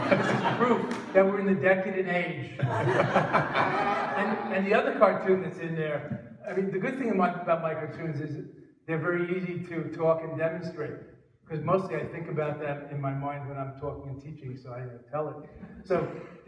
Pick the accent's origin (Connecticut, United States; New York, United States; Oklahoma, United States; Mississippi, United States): New York, United States; North Valley Stream; moved away as an adult; also born or lived in India; I'm visiting my parents in North Valley Stream, 40 minutes from JFK Airport, very convenient